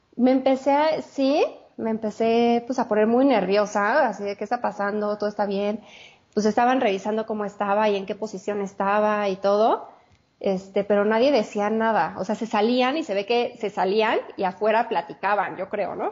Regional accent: Mexico City, Mexico; soy de la Ciudad de México, Judith. Vivo aquí, bueno, aquí nací y toda la vida he vivido aquí

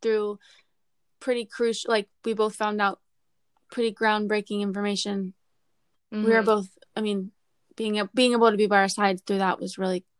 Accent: Orlando, Florida, United States; also born or lived in Virginia, United States; I'm from Orlando, Florida. I was born in Virginia, and then I moved to Orlando when I was 4. I grew up in Orlando with my family.

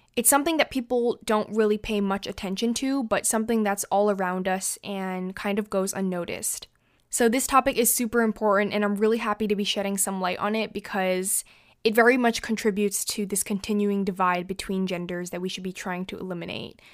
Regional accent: United States; I'm not French, um, I'm American

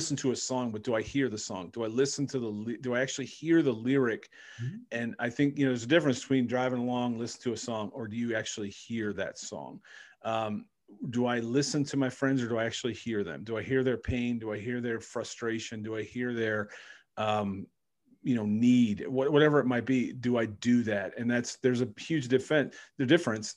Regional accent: Cleveland, Ohio, United States; I grew up in Cleveland

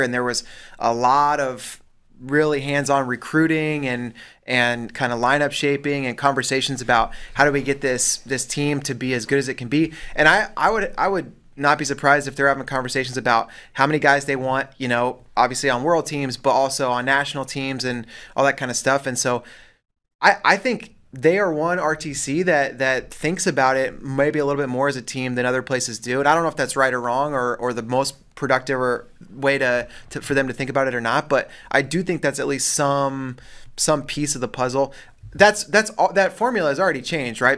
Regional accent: Colorado, United States; I never lived in Kansas, but, uh, but my, my older brother was born there, and then I was born in Colorado, but my, my grandparents, everybody's from Kansas

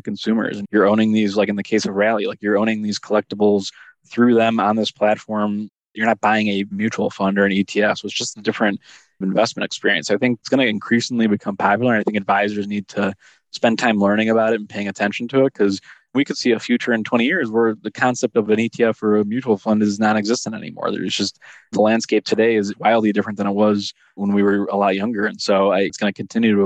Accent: Chicago, Illinois, United States; I grew up in Chicago in the early 90s as a child

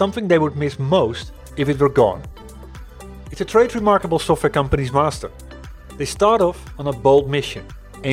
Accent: Netherlands; I'm coming from the Netherlands, and the company I used to work for

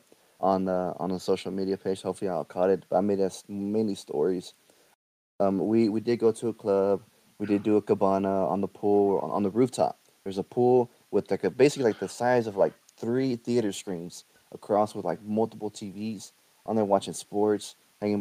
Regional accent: Texas, United States; I'm from Texas.

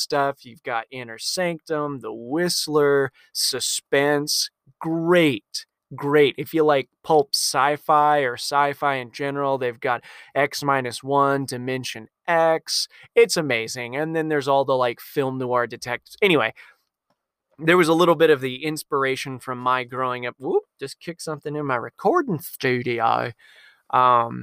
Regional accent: Tucson, Arizona, United States; I'm from Tucson

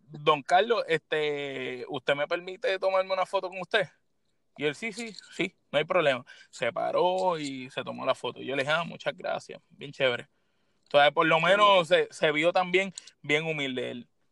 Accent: San Juan, Puerto Rico; yo soy de San Juan

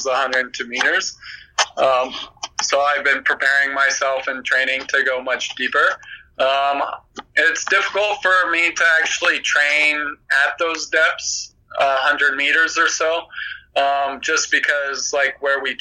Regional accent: California, United States; I'm from California

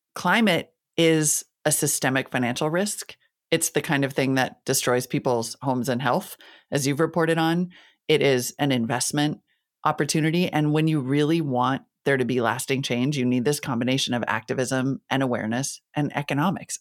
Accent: Northern Plains, United States; also born or lived in Montana / North Dakota; I'm from the Northern Plains, right? I grew up in Montana and North Dakota.

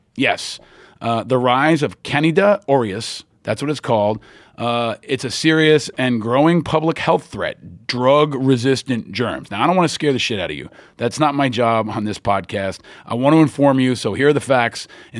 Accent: New York, United States; It actually conflicts me because I'm a Giants fan and I'm a New Yorker, and there's this like Dunkin' Donuts foothold in Massachusetts and New England

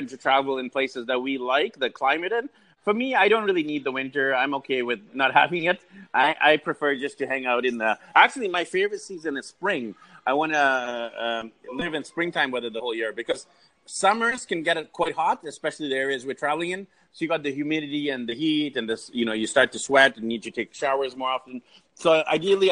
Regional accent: Vancouver, British Columbia, Canada; I'm actually from Vancouver, BC, Canada

